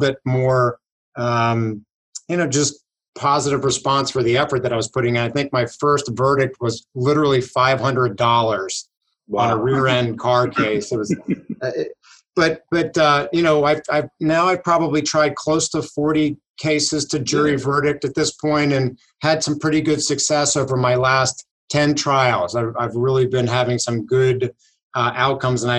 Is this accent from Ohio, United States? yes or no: no; Pittsburgh, Pennsylvania, United States; I am from Pittsburgh, Pennsylvania, pretty much born and raised here